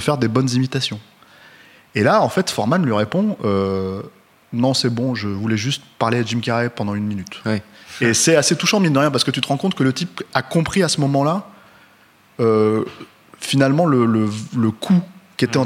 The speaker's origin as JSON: {"language": "French", "country": "France", "said": "on est français"}